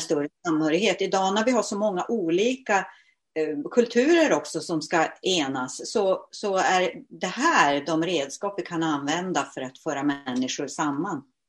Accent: Luleå, Norrbotten County, Sweden; now in Åkersberga, Sweden; Jag är ursprungligen född i Luleå, numera bosatt i Åkersberga där jag har hem och ateljé.

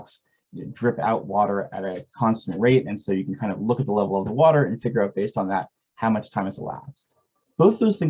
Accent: Toronto, Ontario, Canada; moved away; I was born and raised in Toronto

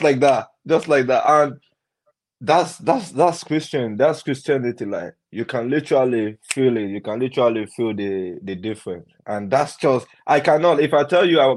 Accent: Ilorin, Kwara, Nigeria; now in Nottingham, United Kingdom; I grew up in Ilorin

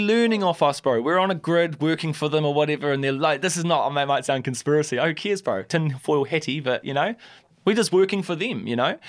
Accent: Christchurch, Canterbury, New Zealand; I love Christchurch, and that's my hometown, born and bred.

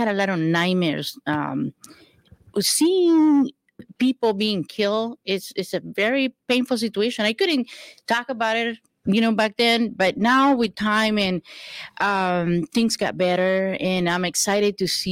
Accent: El Salvador; now in Houston, United States; I am from El Salvador, and we fled the country

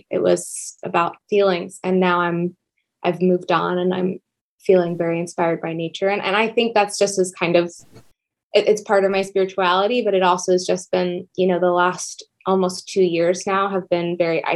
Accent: Mashpee, Massachusetts, United States; I grew up on Cape Cod

